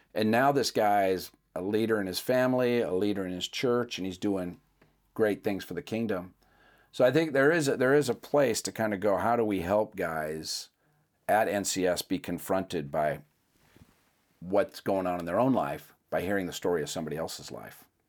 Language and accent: English; Seattle, Washington, United States; I'm from Seattle